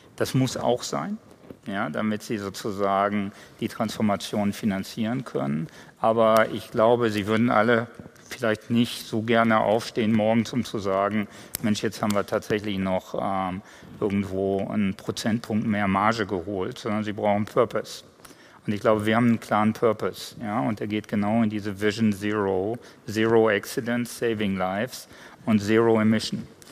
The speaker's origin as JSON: {"language": "German", "area": "Ruhr area", "region": "North Rhine-Westphalia", "country": "Germany", "moved": "yes", "said": "ich komme nicht von hier. Ja. Ich komme eigentlich aus dem Ruhrgebiet"}